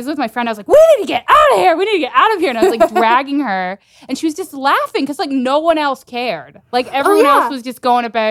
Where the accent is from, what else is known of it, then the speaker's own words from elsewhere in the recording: South Texas, United States; moved away; also born or lived in San Francisco; Because I'm from South Texas and we have a lot of hurricanes.